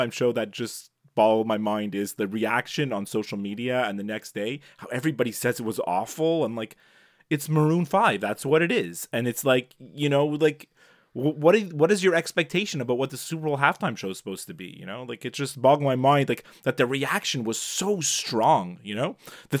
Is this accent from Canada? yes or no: yes; Canada; as a Canadian who knows French, that's how you would pronounce that word.